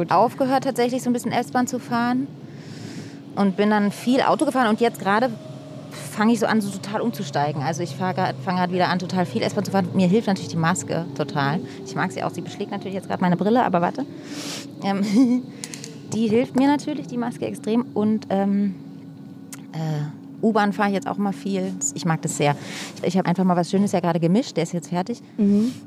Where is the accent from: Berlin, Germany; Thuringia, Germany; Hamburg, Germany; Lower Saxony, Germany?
Berlin, Germany; Ich bin hier groß geworden.